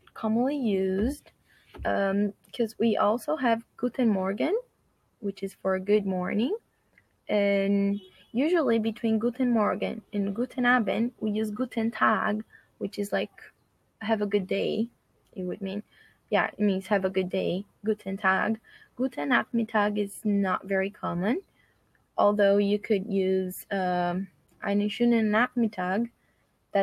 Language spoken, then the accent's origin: English; Brazil; I'm from Brazil